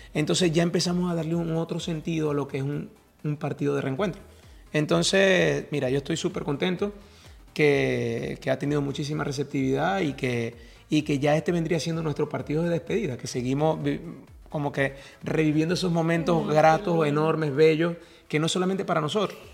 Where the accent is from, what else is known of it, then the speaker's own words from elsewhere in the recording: Venezuela; moved away; also born or lived in Maracaibo; nosotros en Venezuela el fútbol no es tan, tan fuerte como en Colombia